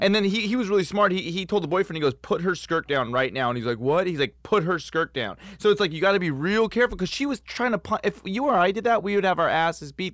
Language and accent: English; Los Angeles, California, United States; born and raised in Los Angeles